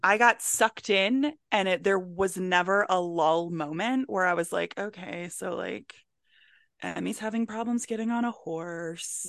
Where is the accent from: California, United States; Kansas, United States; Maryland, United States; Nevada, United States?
Maryland, United States; Howard County; where I grew up in Howard County, Maryland